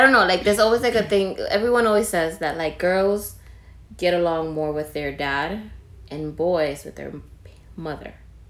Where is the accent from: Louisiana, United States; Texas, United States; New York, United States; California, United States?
New York, United States; New York City; Because I'm from the Bronx